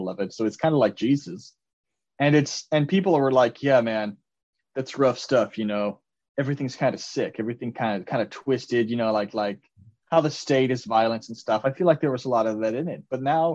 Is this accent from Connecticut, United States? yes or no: no; Ohio, United States; I'm from Ohio